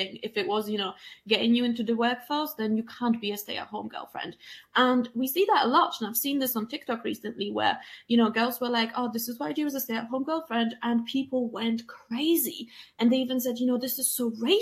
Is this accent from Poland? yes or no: yes; Poland; moved away; I'm an immigrant and I'm from Poland and I'm a woman.